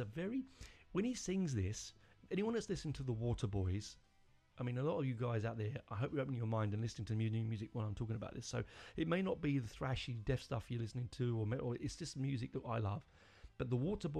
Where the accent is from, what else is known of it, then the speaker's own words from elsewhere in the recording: London, United Kingdom; I'm not born in Romford. I was born in North London, but my family are from the East End.